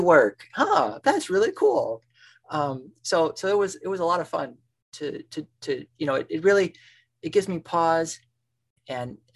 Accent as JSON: {"language": "English", "area": "Chicago suburbs", "region": "Illinois", "country": "United States", "tie": "born or raised there", "also_born_or_lived": "Tanzania", "moved": "as an adult", "said": "where I grew up in the Chicago suburbs"}